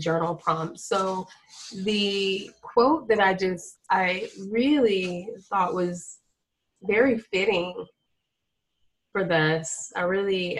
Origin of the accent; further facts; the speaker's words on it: Florida, United States; moved away; I'm originally from Florida